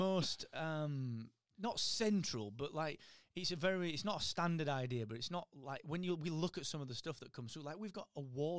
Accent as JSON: {"language": "English", "town": "Barnsley", "region": "Yorkshire and the Humber", "country": "United Kingdom", "said": "so I'm from Barnsley"}